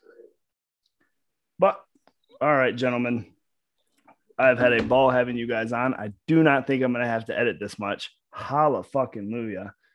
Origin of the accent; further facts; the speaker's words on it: Michigan, United States; moved away as an adult; now in Arkansas, United States; I'm from Michigan.